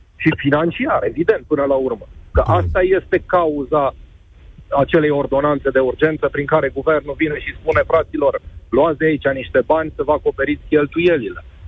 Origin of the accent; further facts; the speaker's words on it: Sibiu County, Romania; also born or lived in Cluj; now in Cluj-Napoca, Romania; sunt sibian